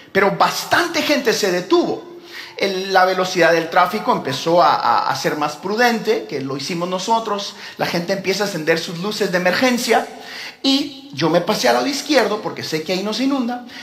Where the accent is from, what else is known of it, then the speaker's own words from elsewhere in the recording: Houston, Texas, United States; yo como crecí toda mi vida en Houston, he manejado ese freeway eh, chorrocientas mil veces